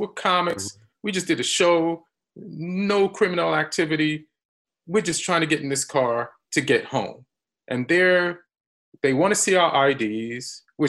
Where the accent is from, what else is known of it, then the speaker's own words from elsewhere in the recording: New York, United States; moved away as an adult; also born or lived in Los Angeles; at the time I'm living in LA, but I'm from New York.